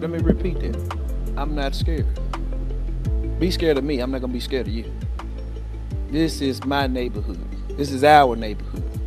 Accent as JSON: {"language": "English", "town": "Memphis", "region": "Tennessee", "country": "United States", "tie": "born or raised there", "said": "I was born and raised in Memphis"}